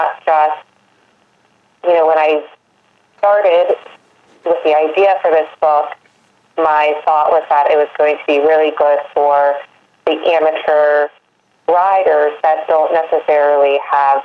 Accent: Maryland, United States; I am born and raised in Maryland, lucky to kind of be in the heart of horse country here

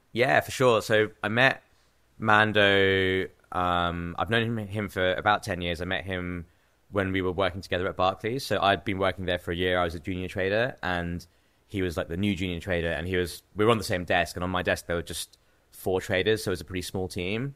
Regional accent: Cambridge, East of England, United Kingdom; moved away as an adult; also born or lived in New York City / Bangladesh (parents); now in London, United Kingdom; I grew up in England, yeah. I was born in Cambridge, in England, which is like a small university town, probably like an hour out of London. So I was born there.

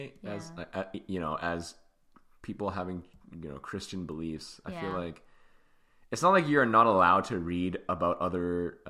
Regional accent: Hong Kong; now in Edmonton, Canada; bringing you to Hong Kong is my thing. That's my hometown.

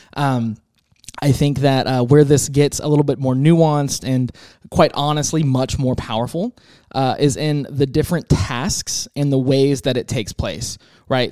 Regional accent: Tampa, Florida, United States; now in Texas, United States; I'm from Tampa originally

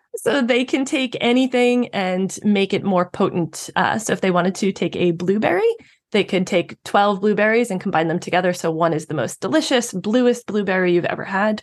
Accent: New York, United States; I'm a New Yorker myself. I have always lived in New York

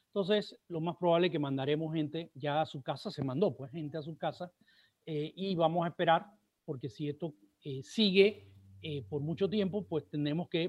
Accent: Panama; Aquí los que tenemos que hacer el esfuerzo somos los panameños de cuidarnos nosotros mismos

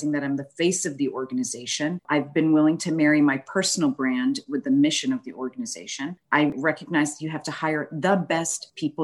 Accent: Boston, Massachusetts, United States; moved away as an adult; now in Houston, United States; the Northeast where I'm originally from, born and raised in Boston

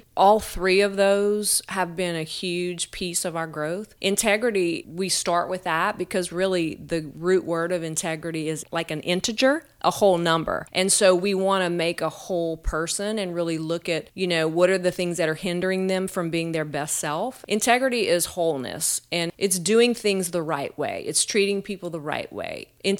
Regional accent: Eunice, Louisiana, United States; moved away as an adult; now in Lafayette, United States; I am originally from Eunice, Louisiana. Grew up there.

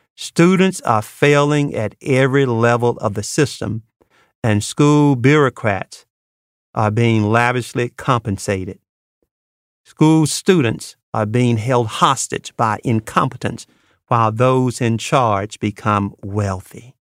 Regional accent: Mississippi Delta, United States; moved away; I grew up in the Mississippi Delta

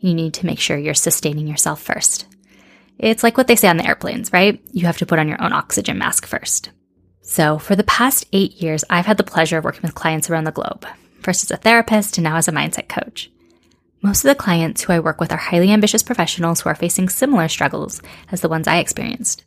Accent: Seattle, Washington, United States; moved away as an adult; also born or lived in Madrid, Spain / Amsterdam, Netherlands; I grew up in Seattle in the US, but moved to Spain in my mid-20s.

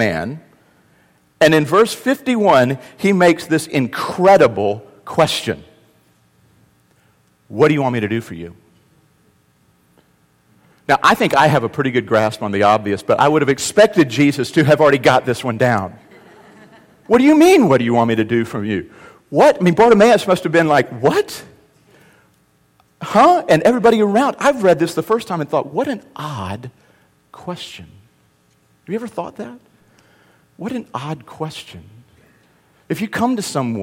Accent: the South, United States; also born or lived in North Carolina; the South, we're good about being polite, but not being really real.

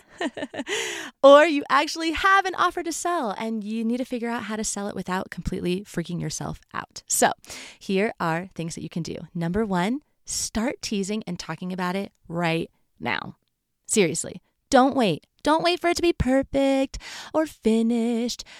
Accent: California, United States; moved away as an adult; now in Colorado, United States; I grew up in California, so there's not a real fall in California.

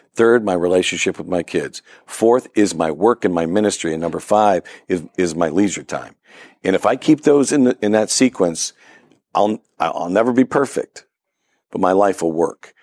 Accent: Ripley, New York, United States; moved away as an adult; now in Pittsburgh, United States; my hometown, believe it or not, Ripley, New York.

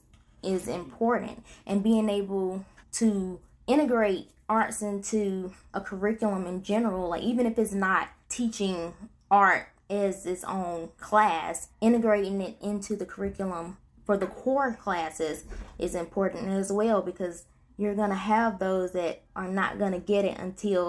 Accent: Princeville, North Carolina, United States; now in Tarboro, United States; I had just recently moved back to my hometown, which is Princeville, North Carolina

